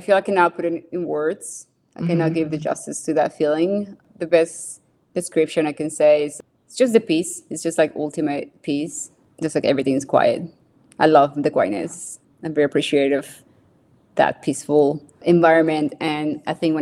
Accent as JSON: {"language": "English", "region": "Bogotá", "country": "Colombia", "tie": "born or raised there", "said": "I was born in Bogota, Colombia. So that's the city, the capital city of Colombia. I grew up, so that's right in the mountains"}